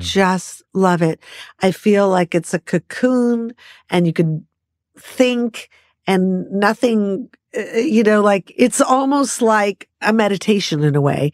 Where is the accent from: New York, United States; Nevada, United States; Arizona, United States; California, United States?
California, United States; Los Angeles; born or raised there